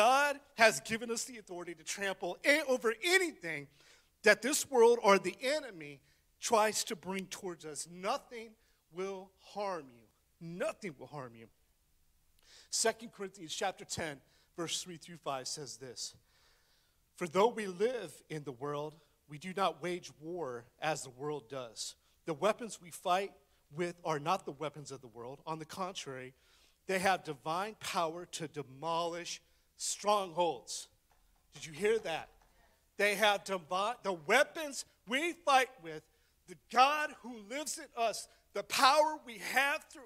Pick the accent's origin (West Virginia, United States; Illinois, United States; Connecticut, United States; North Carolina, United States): West Virginia, United States; I'm from West Virginia